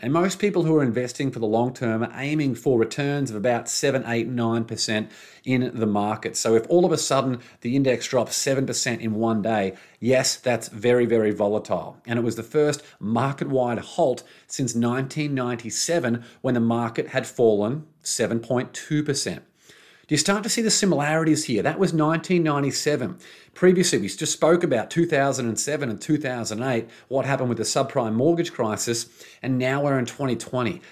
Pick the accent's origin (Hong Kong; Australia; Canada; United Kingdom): Australia; Brisbane, Queensland; moved away; in Brisbane, my hometown. Well, not my hometown anymore, by former hometown, Brisbane, Australia.